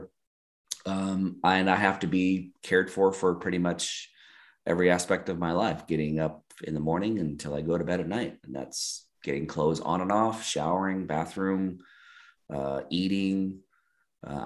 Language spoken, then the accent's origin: English; Eastern Oregon, United States; moved away as an adult; also born or lived in San Diego; now in Eagle, United States; I grew up in Eastern Oregon, right on the Oregon-Idaho border